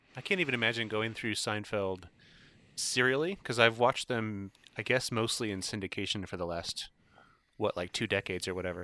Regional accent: Indiana, United States; I'm from Indiana

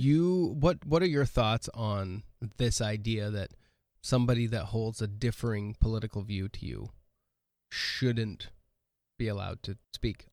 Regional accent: West Coast, United States; now in Milbank, United States; I grew up on the West Coast

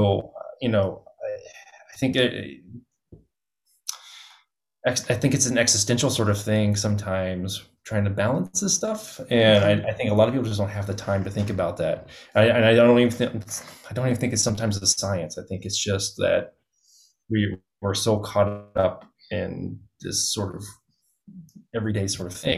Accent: Oklahoma, United States; moved away; I grew up in Oklahoma

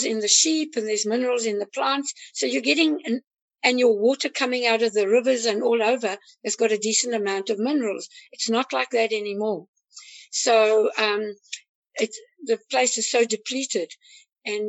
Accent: South Africa; now in United States; I'm actually African American, I'm from South Africa

